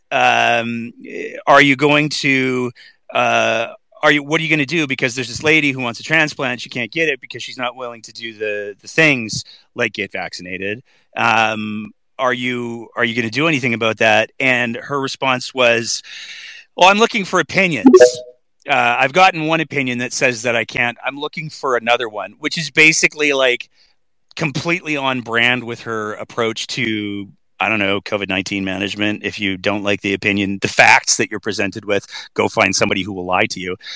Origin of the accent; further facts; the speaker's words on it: Alberta, Canada; as an Albertan and a Canadian